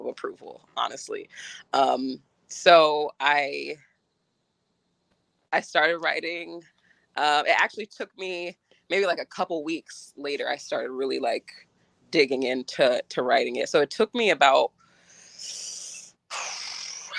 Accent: Woodstock, New York, United States; I was born in Woodstock, New York

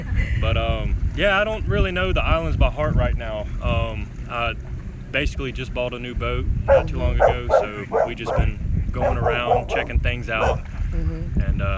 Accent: Pillion, South Carolina, United States; I grew up in Pillion.

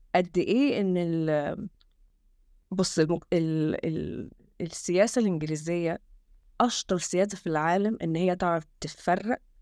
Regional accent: Egypt; now in England, United Kingdom; احنا احنا كشعب

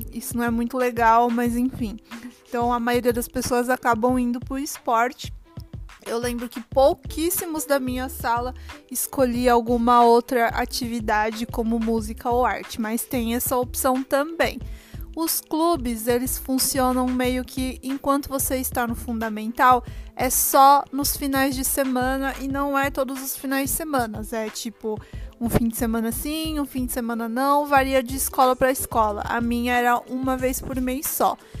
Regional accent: Brazil; now in Japan; Como brasileiro

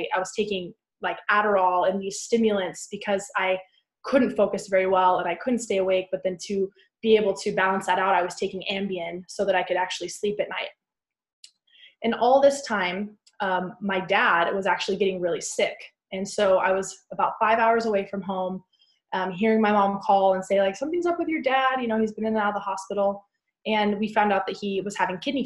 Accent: West Texas, United States; I grew up in West Texas in a town with about 300 people in kind of the panhandle

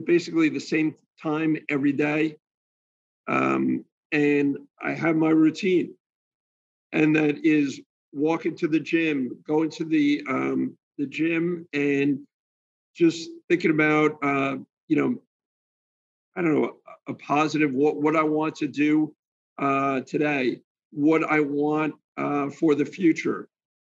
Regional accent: New Jersey, United States; moved away as an adult; now in Florida, United States; I'm from New Jersey, so I'm a little bit of a, bulldog from New Jersey.

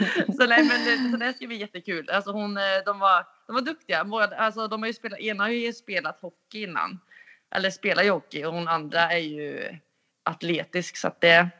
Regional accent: Karlstad, Värmland, Sweden; moved away; jag är ju hemma i Karlstad

